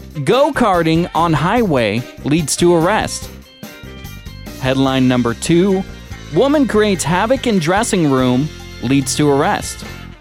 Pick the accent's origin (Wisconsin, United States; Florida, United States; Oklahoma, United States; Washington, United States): Washington, United States; now in Sonoma County, United States; my home state of Washington